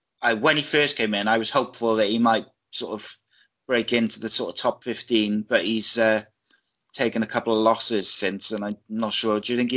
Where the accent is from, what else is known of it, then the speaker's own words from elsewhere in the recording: Wales, United Kingdom; I'm Welsh, British, Welsh.